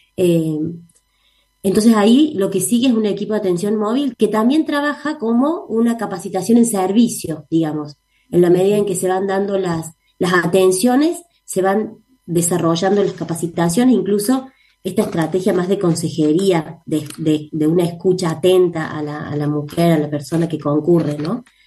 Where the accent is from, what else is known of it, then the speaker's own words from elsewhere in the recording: Córdoba, Argentina; nosotras somos cordobesas, así que somos locales acá